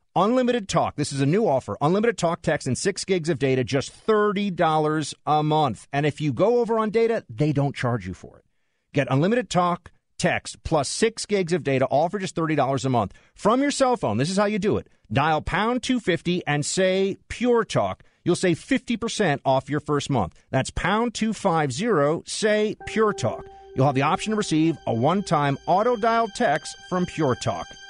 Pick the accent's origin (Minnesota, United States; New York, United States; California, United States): New York, United States; New York City; a New Yorker, born and raised in New York City